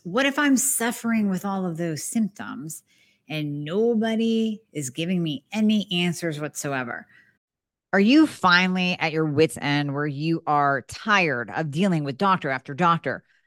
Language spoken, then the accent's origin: English; Erie, Pennsylvania, United States; born or raised there